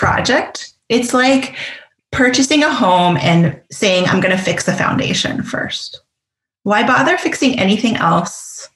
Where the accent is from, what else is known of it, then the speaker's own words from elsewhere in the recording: Canada; I'm Canadian